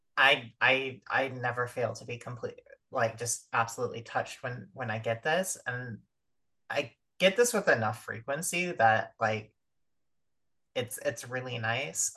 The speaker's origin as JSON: {"language": "English", "country": "United States"}